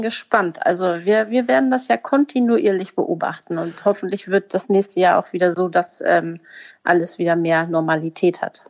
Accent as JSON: {"language": "German", "region": "Hamburg", "country": "Germany", "said": "als Hamburger"}